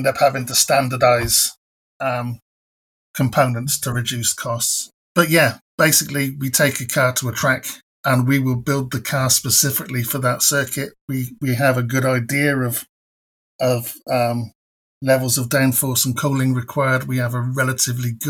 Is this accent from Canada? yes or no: no; hometown where Benetton was based, South East England, United Kingdom; the Formula One team that I ended up working for, Benetton, was based in my hometown